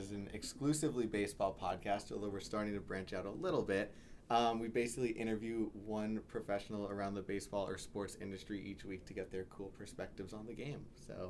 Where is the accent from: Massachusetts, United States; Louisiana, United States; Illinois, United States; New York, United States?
New York, United States